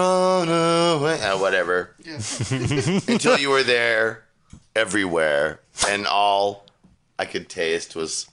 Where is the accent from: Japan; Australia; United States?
United States; East Coast; I met these people, and I was from the East Coast sensibility, and I didn't really understand, like, the hard drug thing.